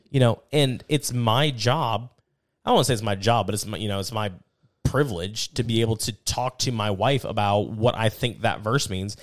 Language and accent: English; United States; as an American